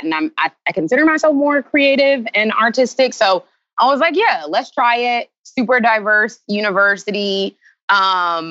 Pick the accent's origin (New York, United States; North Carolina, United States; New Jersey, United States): North Carolina, United States; Charlotte; moved away as an adult; also born or lived in Greensboro, North Carolina; born and raised 704. Like original. You know, there's nobody from Charlotte anymore. Really, I am from Charlotte.